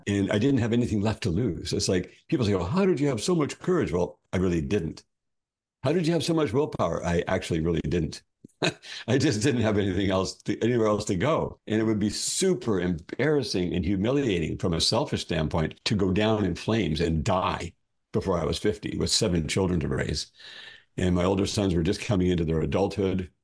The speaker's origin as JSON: {"language": "English", "region": "Ontario", "country": "Canada", "tie": "born or raised there", "also_born_or_lived": "Alberta", "moved": "as an adult", "said": "I was born in Ontario, Canada"}